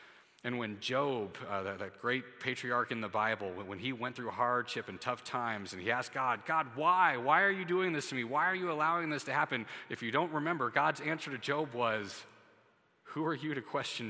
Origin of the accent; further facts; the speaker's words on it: United States; as an American citizen